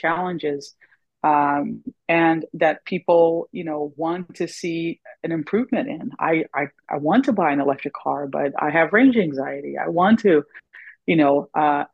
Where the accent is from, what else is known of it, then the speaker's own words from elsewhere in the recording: Florida, United States; I'm from Florida